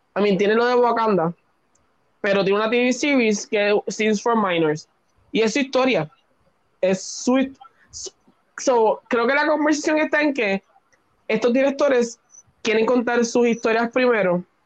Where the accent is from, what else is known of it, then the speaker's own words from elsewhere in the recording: Puerto Rico; nosotros como boricua